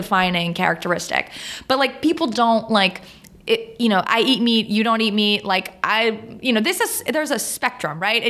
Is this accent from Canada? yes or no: yes; Canada; I'm French Canadian